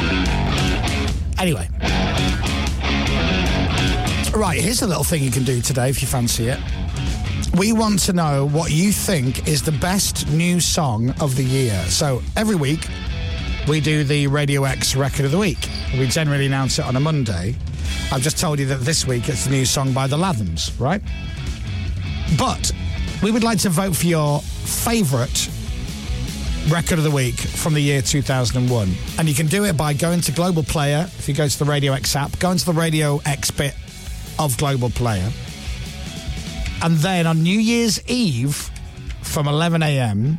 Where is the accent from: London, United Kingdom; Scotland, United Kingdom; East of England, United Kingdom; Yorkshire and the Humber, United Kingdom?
Yorkshire and the Humber, United Kingdom; Leeds; I'm from Leeds